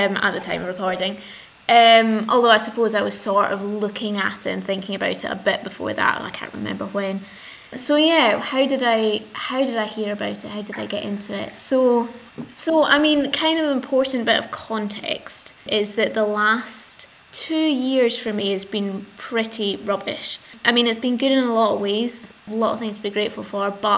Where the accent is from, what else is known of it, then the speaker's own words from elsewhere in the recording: Glasgow, Scotland, United Kingdom; I'm 26 and I'm from Glasgow